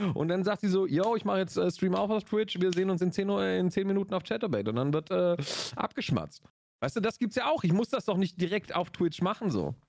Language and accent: German; Augsburg, Bavaria, Germany; bei uns in Augsburg